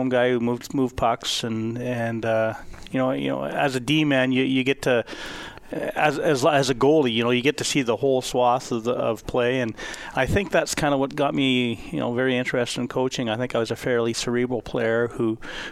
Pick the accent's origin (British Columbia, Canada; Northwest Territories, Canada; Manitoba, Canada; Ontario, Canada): Manitoba, Canada; the Manitoba Junior Hockey League was always a thing when I was growing up in Manitoba